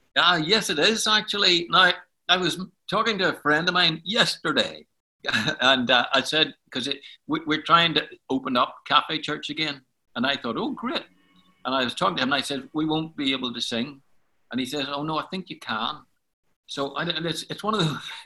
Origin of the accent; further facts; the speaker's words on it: Belfast, Northern Ireland, United Kingdom; I was born in Belfast, and uh, in fact, I was born in Donegal Pass in Belfast, which is on the south side